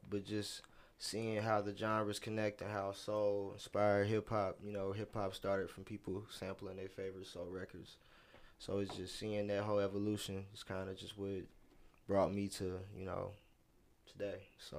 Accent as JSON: {"language": "English", "town": "Louisville", "region": "Kentucky", "country": "United States", "said": "I'm from Louisville, Kentucky."}